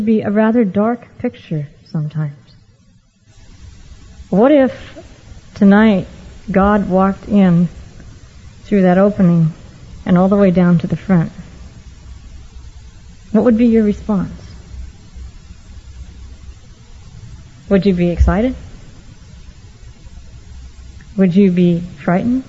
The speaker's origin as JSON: {"language": "English", "region": "Oregon", "country": "United States", "tie": "born or raised there", "said": "I had the privilege of growing up in Oregon, not in this area, but much farther north and east"}